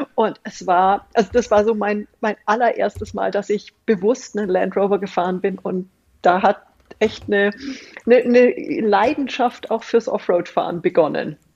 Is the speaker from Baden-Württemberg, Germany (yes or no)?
no; Munich, Bavaria, Germany; moved away as an adult; also born or lived in Austria / Indonesia / New Zealand / Beijing; ich komme aus München, bin mhm. groß geworden, ein paar Kilometer von der Konzernzentrale entfernt